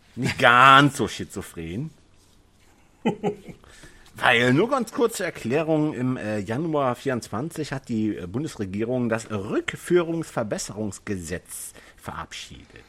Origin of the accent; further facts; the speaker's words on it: North Rhine-Westphalia, Germany; Ich fühle mich als Niederrheiner, nicht als Deutscher